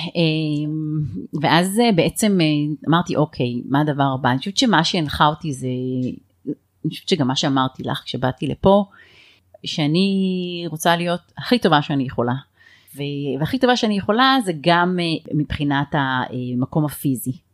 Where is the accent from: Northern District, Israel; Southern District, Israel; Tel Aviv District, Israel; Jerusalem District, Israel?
Northern District, Israel; HaZorea; גדלתי בקיבוץ הזורע, אה, רוב הילדות שלי הייתי שם